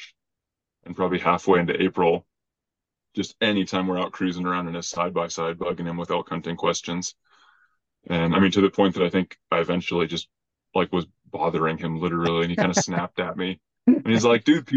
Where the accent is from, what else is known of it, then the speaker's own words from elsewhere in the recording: Albuquerque, New Mexico, United States; moved away as an adult; I grew up in Albuquerque, but man, I was a punk growing up